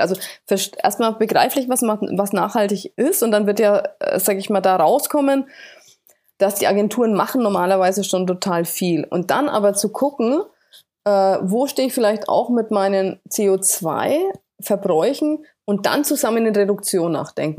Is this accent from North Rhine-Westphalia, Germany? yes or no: no; Bamberg, Bavaria, Germany; Bamberg gewesen, hier so meiner äh, Heimatstadt